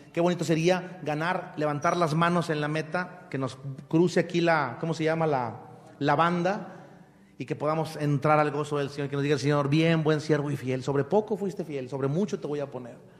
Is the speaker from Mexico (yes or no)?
yes; Mexico; yo soy mexicano, ¿de dónde soy? De México, la tierra mexicana